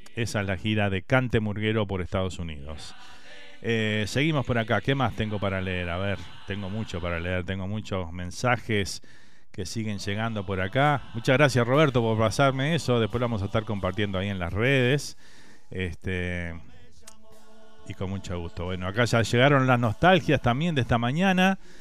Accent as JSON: {"language": "Spanish", "country": "Uruguay", "moved": "yes", "lives_now": "Miami, United States"}